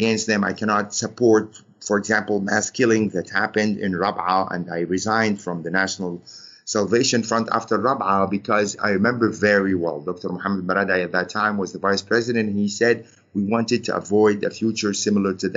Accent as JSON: {"language": "English", "country": "Egypt", "moved": "yes", "said": "I'm a bureau chief of Al Ahram and I'm coming from Egypt"}